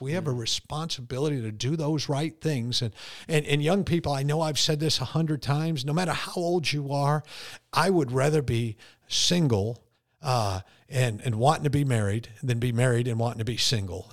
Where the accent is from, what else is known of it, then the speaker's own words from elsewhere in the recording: Connecticut, United States; me being born and raised in Connecticut